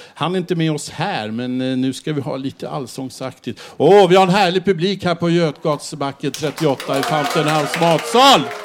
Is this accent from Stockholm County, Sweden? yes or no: yes; Stockholm, Stockholm County, Sweden; Om man åker gröna linjen så långt eh, nordvästerut som möjligt så kommer man till där jag växte upp